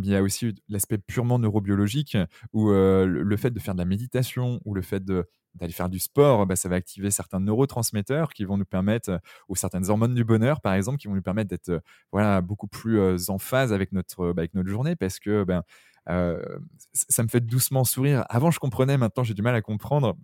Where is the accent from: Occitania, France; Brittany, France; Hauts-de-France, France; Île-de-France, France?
Brittany, France; southern; c'est mon petit côté sudiste, même si je suis breton.